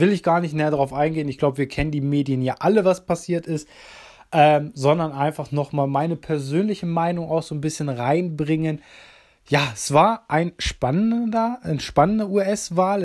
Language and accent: German; Germany; für uns Deutsche